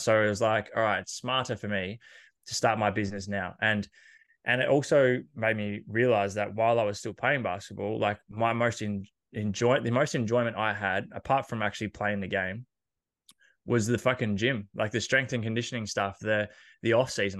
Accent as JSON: {"language": "English", "town": "Horsham", "region": "Victoria", "country": "Australia", "tie": "born or raised there", "said": "I grew up in Horsham in Country Victoria"}